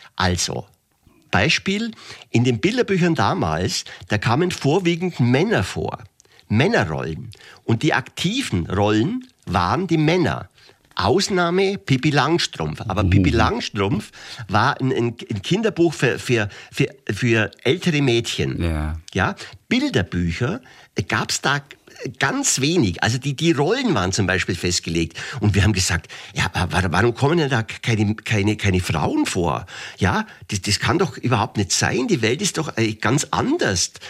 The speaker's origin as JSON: {"language": "German", "town": "Augsburg", "region": "Bavaria", "country": "Germany", "tie": "born or raised there", "also_born_or_lived": "Gersthofen", "said": "das war in der Grundschule in Gersthofen Gersthofen ist bei Augsburg. Ich bin gebürtiger Augsburger"}